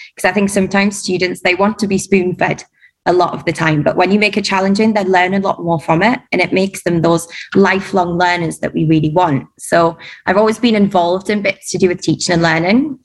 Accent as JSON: {"language": "English", "town": "Durham", "region": "North East England", "country": "United Kingdom", "moved": "as an adult", "lives_now": "Dubai, United Arab Emirates", "said": "I'm from Durham"}